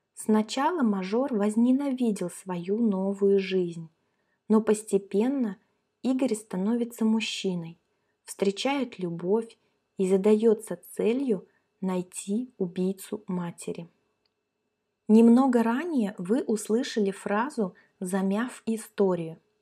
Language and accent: Russian; Kaliningrad, Kaliningrad Oblast, Russia; мы с Катей как раз родились и выросли в Калининграде. Это наш родной город